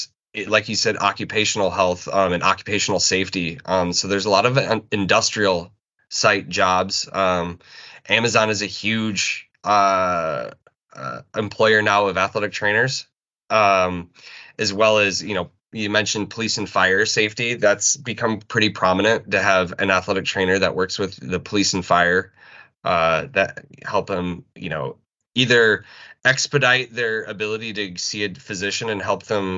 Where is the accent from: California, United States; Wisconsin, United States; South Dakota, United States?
South Dakota, United States; moved away as an adult; also born or lived in Lincoln, Nebraska / Syracuse, New York; I'm originally from South Dakota